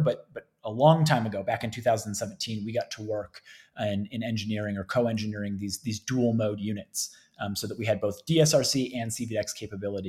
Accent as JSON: {"language": "English", "town": "Cleveland", "region": "Ohio", "country": "United States", "tie": "born or raised there", "moved": "as an adult", "lives_now": "Colorado, United States", "said": "I actually was born and raised in the Cleveland area, so Northeast Ohio."}